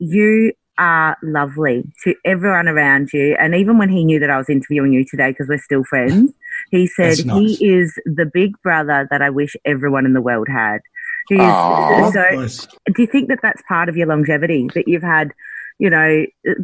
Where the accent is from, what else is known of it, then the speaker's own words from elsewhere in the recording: Perth, Western Australia, Australia; I'm a Perth girl too. I still find that's sometimes my answer because I was like, sometimes I just say I'm from Perth